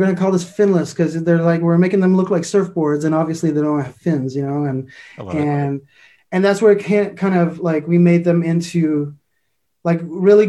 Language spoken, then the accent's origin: English; Montreal, Quebec, Canada; I'm from Montreal, Canada